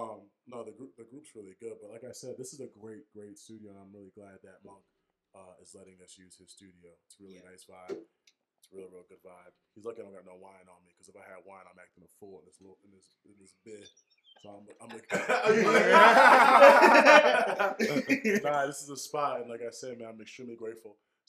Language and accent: English; Strand, Western Cape, South Africa; we're from Strand, so we never seen a city bus come to town just to go drinking.